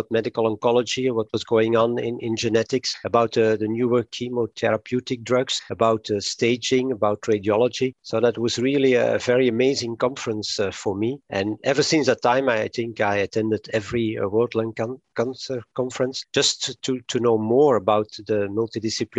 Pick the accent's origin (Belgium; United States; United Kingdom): Belgium; Antwerp, Flanders; I was born in 57 in Antwerp in Belgium, and I'm almost a completely Antwerp product